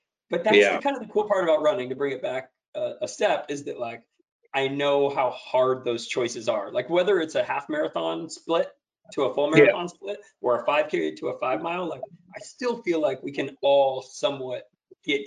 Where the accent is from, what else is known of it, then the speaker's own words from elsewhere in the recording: San Jose, California, United States; I grew up in Willow Glen in the 1980s. And then went to high school in San Jose, in West San Jose